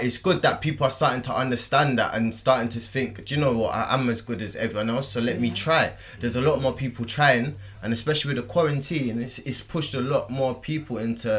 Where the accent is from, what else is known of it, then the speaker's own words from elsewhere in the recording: United Kingdom; we're British